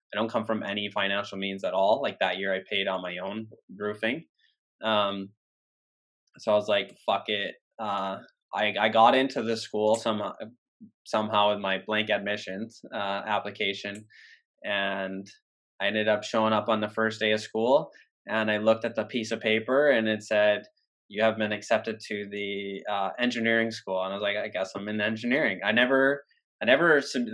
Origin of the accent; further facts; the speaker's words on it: Worcester, Massachusetts, United States; Worcester State, like my hometown D3 school